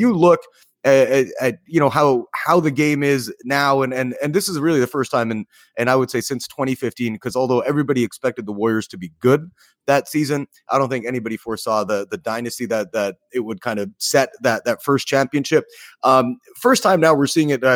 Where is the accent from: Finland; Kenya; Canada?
Canada; as a Canadian